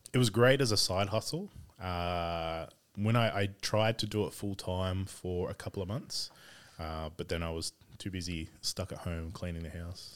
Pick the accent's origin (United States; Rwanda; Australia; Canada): Australia; Sydney, New South Wales; also born or lived in Bourke / South Coast, New South Wales; grew up in Sydney around Carlingford, uh, Dundas for a while.